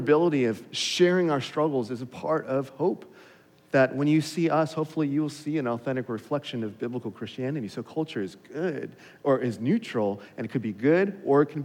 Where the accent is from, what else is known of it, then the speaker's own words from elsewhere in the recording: Los Angeles, California, United States; growing up in Los Angeles